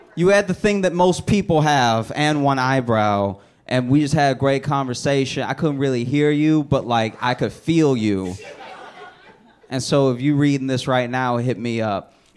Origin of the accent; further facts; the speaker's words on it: Louisiana, United States; I grew up in Louisiana